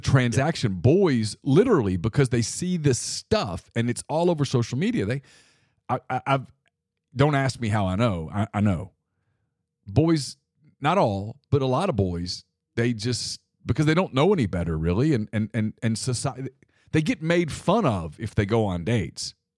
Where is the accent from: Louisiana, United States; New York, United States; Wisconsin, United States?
Louisiana, United States; Ruston; I grew up in Ruston, Louisiana, and our life was pretty simple